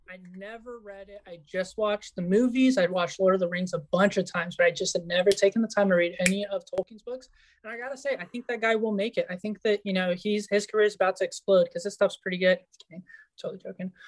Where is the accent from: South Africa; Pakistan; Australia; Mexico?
Mexico; Yucatán; moved away; also born or lived in California, United States; I was born in California. I grew up in Mexico